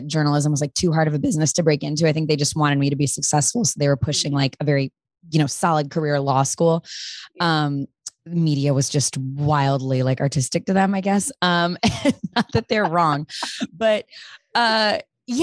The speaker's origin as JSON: {"language": "English", "town": "Chicago", "region": "Illinois", "country": "United States", "also_born_or_lived": "Missouri", "moved": "as an adult", "said": "I went to college in Missouri, but I'm from Chicago."}